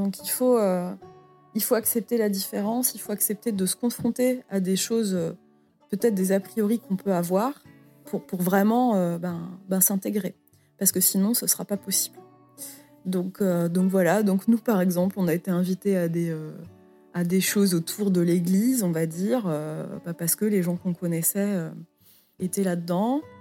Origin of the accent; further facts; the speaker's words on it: France; Donc je pense qu'en tant que Française, euh, je pouvais pas arriver avec euh, mes gros sabots